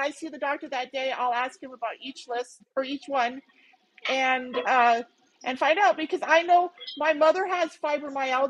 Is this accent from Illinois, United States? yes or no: no; North Central Montana, United States; moved away as an adult; now in Phoenix, United States; I grew up in North Central Montana, right? And I spent most of my life in Montana.